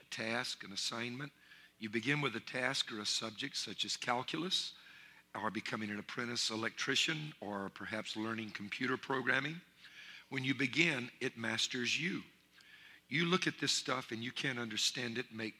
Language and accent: English; Louisiana, United States; I'm from Louisiana, and I'm Cajun